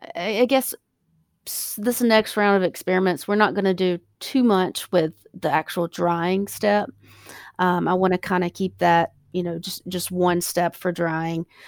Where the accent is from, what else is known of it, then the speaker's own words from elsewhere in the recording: South Carolina, United States; also born or lived in California; I'm from South Carolina